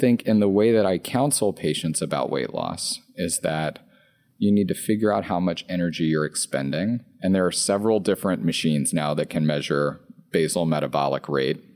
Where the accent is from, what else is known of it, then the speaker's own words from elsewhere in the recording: Louisiana, United States; I'm from Louisiana. So I grew up on McDonald's and Taco Bell